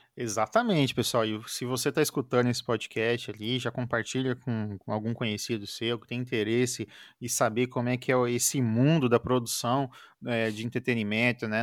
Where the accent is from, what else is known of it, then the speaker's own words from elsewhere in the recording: Maringá, Paraná, Brazil; eu sou de Maringá, no Paraná